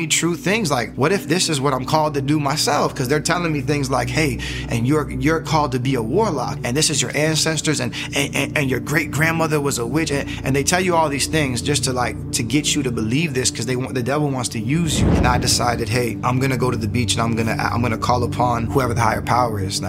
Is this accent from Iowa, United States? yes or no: no; Fort Lauderdale, Florida, United States; I was born and raised in Fort Lauderdale, Broward County, Florida.